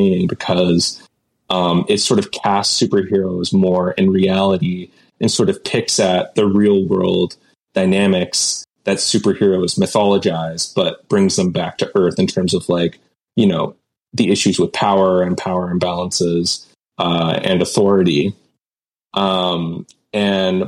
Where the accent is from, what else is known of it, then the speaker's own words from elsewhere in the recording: Canada; I'm Canadian, but we get a lot of American culture here.